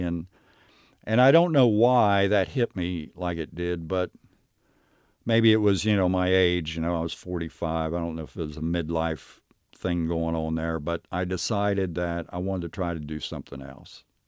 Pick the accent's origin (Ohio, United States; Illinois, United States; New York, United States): Ohio, United States; Knockemstiff; I grew up in Knock 'Em Stiff. It wasn't actually a city. It was more a, uh, maybe a, a very small village.